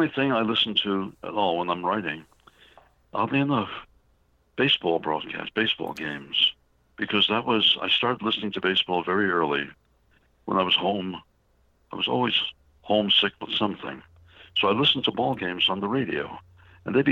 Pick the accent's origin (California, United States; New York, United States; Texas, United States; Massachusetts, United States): New York, United States; New York City; I grew up in New York City, and I was raised on musicals